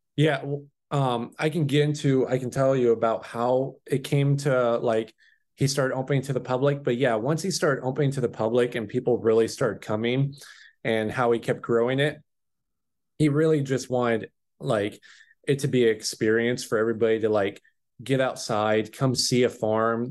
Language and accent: English; Chehalis, Washington, United States; also born or lived in Salem, Oregon; I grew up in Chehalis, Washington, went to a high school, W F West